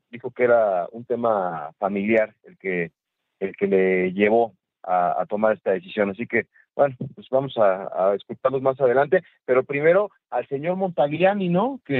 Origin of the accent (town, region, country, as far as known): Mexico